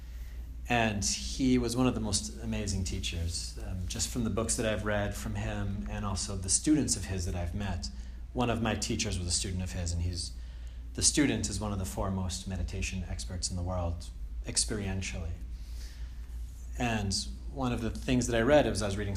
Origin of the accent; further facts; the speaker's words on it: Andover, Massachusetts, United States; moved away as an adult; also born or lived in Connecticut / Germany; I'm from Andover also, so I went to, you know, Bancroft and Doherty and Andover High School